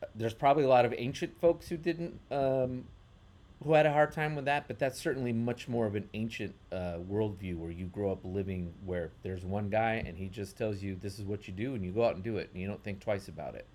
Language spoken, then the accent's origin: English; United States; as American, but also Western Chris-, Christians